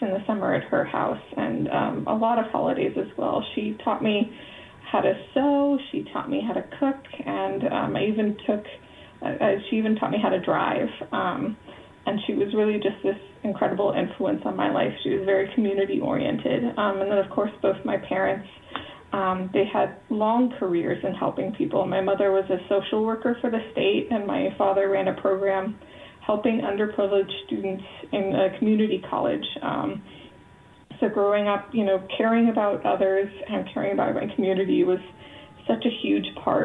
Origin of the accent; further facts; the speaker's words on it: Knoxville, Tennessee, United States; moved away as an adult; now in Nevada County, United States; I grew up in Knoxville, Tennessee, near the Great Smoky Mountain National Park in the Appalachians